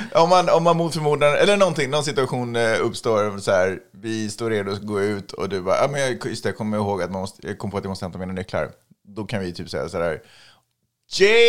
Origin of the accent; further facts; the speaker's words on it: Sweden; now in Los Angeles, United States; jag är från Sverige